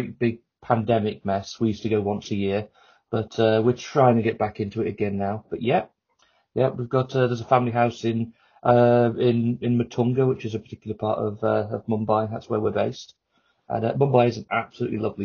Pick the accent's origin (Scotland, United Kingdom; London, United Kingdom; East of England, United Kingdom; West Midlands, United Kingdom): West Midlands, United Kingdom; Telford; I'm from Telford, in fact, which you won't have heard of.